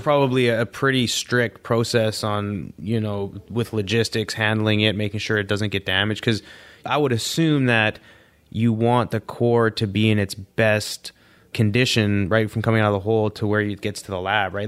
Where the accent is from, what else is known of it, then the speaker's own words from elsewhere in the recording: Canada; growing up in Canada, I didn't even know what an Alouette was